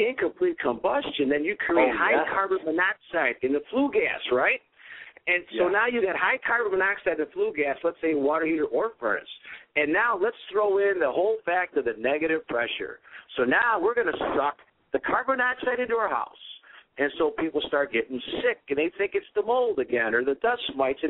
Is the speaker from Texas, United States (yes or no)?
no; Cleveland, Ohio, United States; I'm from Cleveland